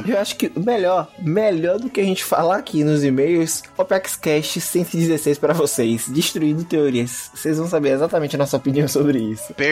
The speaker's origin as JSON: {"language": "Portuguese", "region": "Acre", "country": "Brazil", "said": "tenho 19 anos, sou estudante de Ciências Econômicas na o FAC. My God, sim, eu sou do Acre, de Rio"}